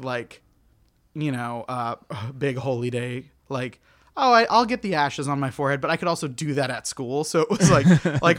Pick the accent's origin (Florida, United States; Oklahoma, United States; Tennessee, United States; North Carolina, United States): Oklahoma, United States; Tulsa; I'm from Oklahoma.